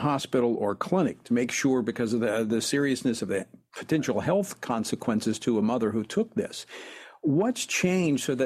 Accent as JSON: {"language": "English", "region": "Louisiana", "country": "United States", "said": "my home state of Louisiana"}